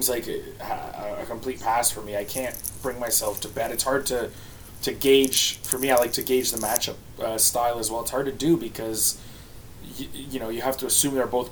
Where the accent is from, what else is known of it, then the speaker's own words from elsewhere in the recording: Canada; I'm Canadian